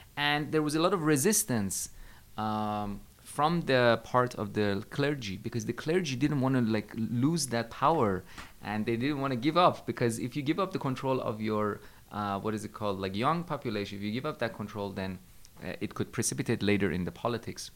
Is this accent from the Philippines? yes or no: no; Tehran, Tehran Province, Iran; moved away; also born or lived in China; I'm coming from Iran. As I said, I lived in Tehran, I was born into Iran, the capital city